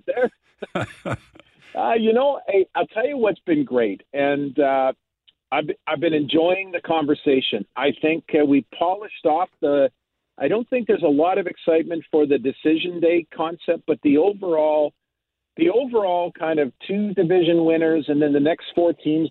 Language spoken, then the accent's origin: English; Canada; I couldn't be more proud to be Canadian